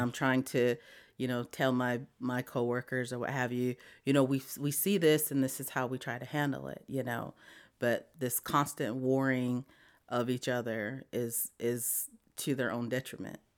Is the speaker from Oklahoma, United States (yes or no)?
no; Wamblee, South Dakota, United States; moved away as an adult; now in Montgomery, United States; I grew up on the Pine Ridge Indian Reservation in a little town called Wombley.